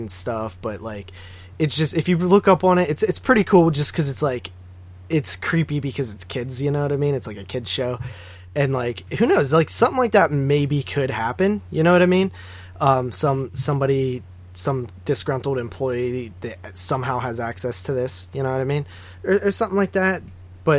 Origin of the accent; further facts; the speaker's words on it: Nemacolin Castle area, Pennsylvania, United States; We have a castle around here called the Nemecolon Castle. It's like in my hometown